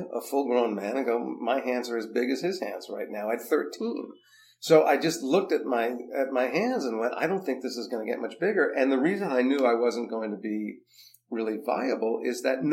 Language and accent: English; New Jersey, United States; I grew up in Jersey